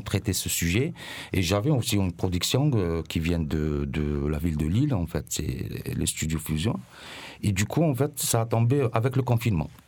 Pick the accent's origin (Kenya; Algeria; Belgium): Algeria; Mostaganem Province; moved away as an adult; now in Marseille, France; ma ville natale qui s'appelle Mostaganam